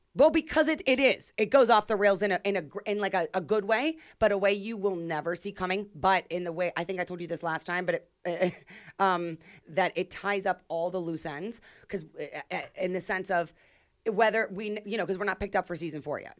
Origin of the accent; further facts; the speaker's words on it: Youngstown, Ohio, United States; moved away; also born or lived in Chicago; my hometown